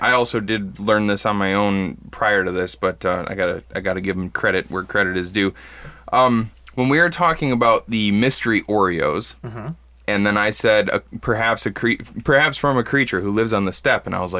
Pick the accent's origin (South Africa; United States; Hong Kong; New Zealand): United States; Midwest; also born or lived in Bad Axe, Michigan; us Midwesterners, or if you don't know, us folks in the Midwest have an affinity for ranch dressing